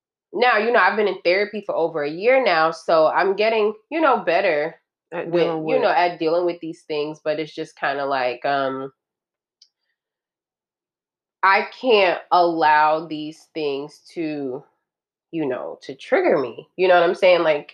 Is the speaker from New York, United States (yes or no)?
no; California, United States; moved away; growing up in California